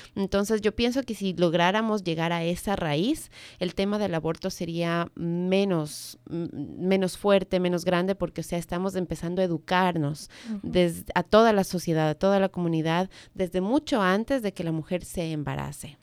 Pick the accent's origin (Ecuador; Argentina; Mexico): Ecuador; now in Maryland, United States; yo vengo del Ecuador